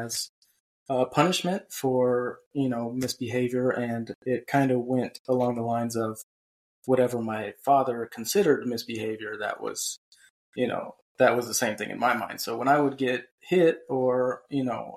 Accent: Cleveland, Ohio, United States; now in North Carolina, United States; I grew up in Cleveland, Ohio, and now I live in North Carolina

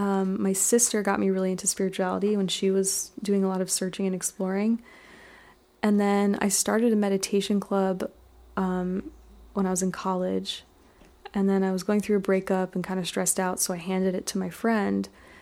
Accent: Basking Ridge, New Jersey, United States; also born or lived in Edison, New Jersey; now in Rosendale, United States; I'm from Jersey originally.

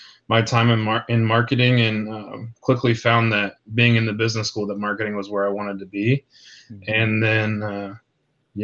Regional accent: Marshall, Texas, United States; I grew up in Marshall, and so Letourneau was always close

